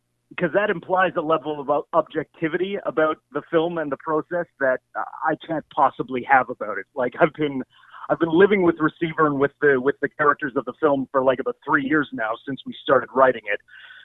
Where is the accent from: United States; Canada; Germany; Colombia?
Canada; Prince Edward Island; I grew up in Prince Edward Island, so CBC Charlottetown is where, like, PEI's sort of edition of CBC Radio 1 is set.